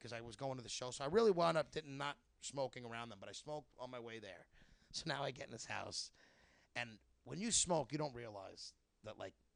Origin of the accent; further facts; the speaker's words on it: New York, United States; now in Massachusetts, United States; whenever I'm in another state and I'm from New York, I always feel like I'm out of place.